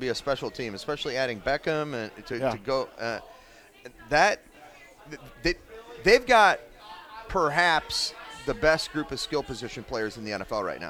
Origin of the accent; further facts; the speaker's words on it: Wisconsin, United States; moved away; I'm from Wisconsin.